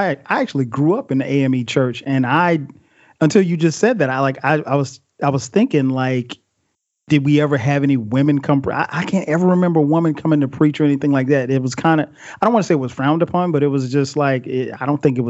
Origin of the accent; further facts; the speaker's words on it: Florence, South Carolina, United States; also born or lived in Newark, New Jersey; I was born in New Jersey. I grew up in South Carolina.